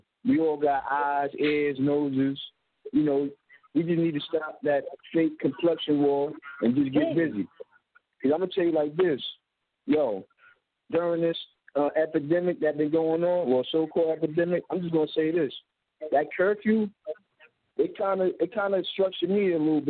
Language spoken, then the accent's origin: English; Jersey City, New Jersey, United States; I grew up in Jersey City.